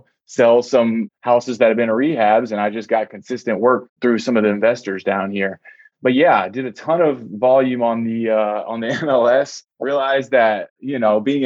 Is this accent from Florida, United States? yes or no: yes; Florida, United States; moved away as an adult; also born or lived in Las Vegas, Nevada; I'm from Florida